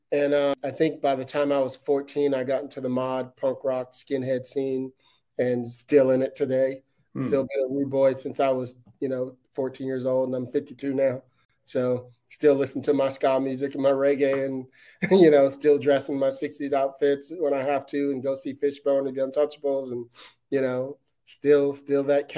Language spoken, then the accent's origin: English; Detroit, Michigan, United States; also born or lived in Brooklyn; so I grew up in Detroit. I was born in Detroit, and then we moved to Brooklyn when I was two, and then we were there till I was about seven.